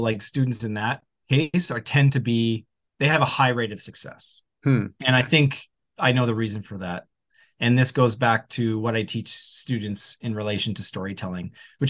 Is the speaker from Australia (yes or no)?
no; Edmonton, Alberta, Canada; moved away as an adult; now in Vancouver, Canada; I moved right after high school. I came from Edmonton to Vancouver right after high school.